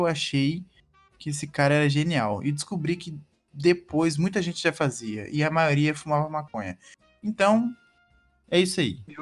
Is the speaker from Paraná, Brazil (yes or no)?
yes; Maringá, Paraná, Brazil; eu morei minha vida inteira no Jardim Alvorada, né? Aqui em Maringá